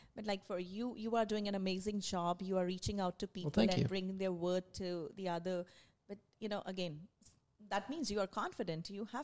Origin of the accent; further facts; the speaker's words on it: India; English is a second language; moved away; I moved here in 2016 from India. So when I came here, of course, because I was from India, I was good in my English, but I had to learn the accent